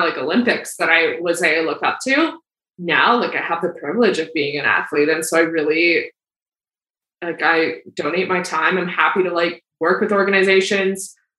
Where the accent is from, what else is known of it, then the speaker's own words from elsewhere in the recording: Calgary, Alberta, Canada; I grew up in Calgary. I still live in Calgary